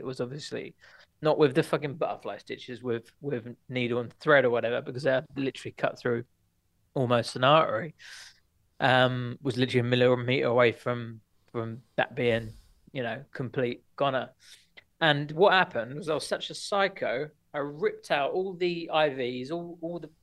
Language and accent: English; Watford, East of England, United Kingdom; moved away as an adult; also born or lived in Portsmouth; I was brought up in Watford, just outside North London